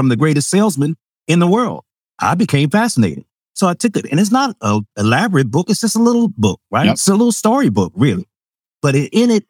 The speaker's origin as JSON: {"language": "English", "town": "Chicago", "region": "Illinois", "country": "United States", "tie": "born or raised there", "said": "I'm from Chicago"}